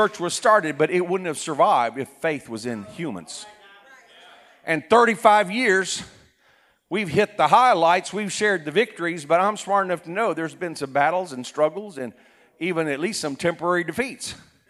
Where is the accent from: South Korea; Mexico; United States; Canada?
South Korea; For example, I was raised in Korea. My parents were missionaries. At that time, Korea was a very poor country.